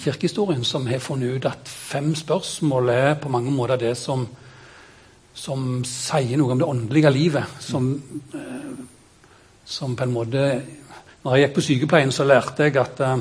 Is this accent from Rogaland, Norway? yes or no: yes; Kvednaland, Rogaland, Norway; Jeg er født på Kvednaland